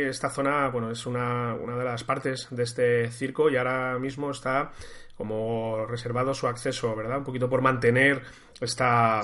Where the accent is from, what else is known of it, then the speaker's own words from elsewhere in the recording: Toledo, Castilla-La Mancha, Spain; Yo soy toledano, soy un enamorado de mi, ciudad, de mi ciudad